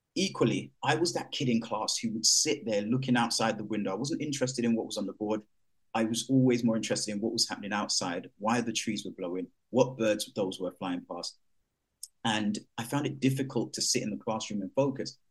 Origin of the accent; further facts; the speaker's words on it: London, United Kingdom; growing up in East London